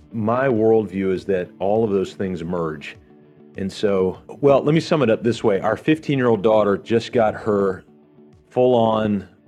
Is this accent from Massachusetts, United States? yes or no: no; Virginia, United States; born there; also born or lived in Charlotte / Houston / Portland / Greenville; So I was born in Virginia, moved to Charlotte, Houston, Portland, Oregon, Greenville, South Carolina